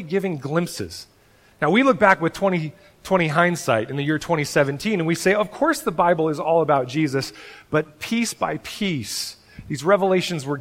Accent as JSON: {"language": "English", "region": "Oregon", "country": "United States", "said": "I'm from Oregon"}